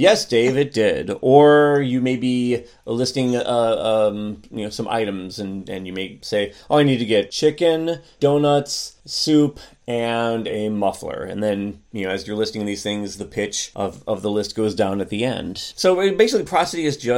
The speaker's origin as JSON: {"language": "English", "country": "United States", "said": "I'm an American"}